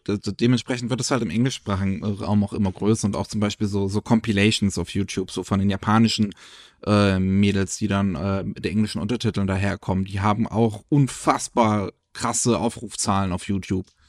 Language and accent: German; Germany; bei uns in Deutschland